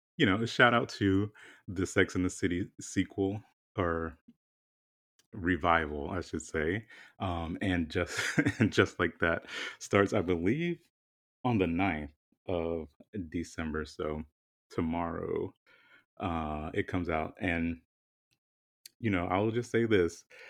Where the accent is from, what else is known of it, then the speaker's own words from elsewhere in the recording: the South, United States; moved away; growing up in the South and, you know, all of my formative years